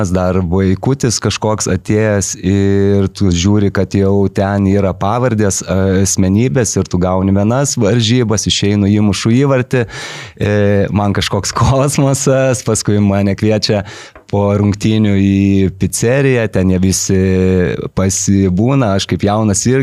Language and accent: Lithuanian; Kaunas, Kaunas County, Lithuania; aš pats kaunietis